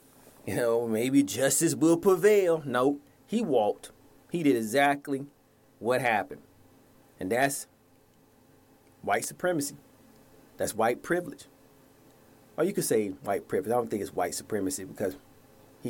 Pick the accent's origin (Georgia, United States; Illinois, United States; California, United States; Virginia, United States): Georgia, United States; Atlanta; my hometown, Atlanta